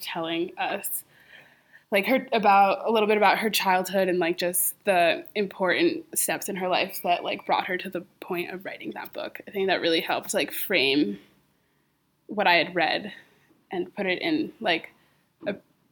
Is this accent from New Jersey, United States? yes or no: yes; Montclair, New Jersey, United States; I'm from Montclair, New Jersey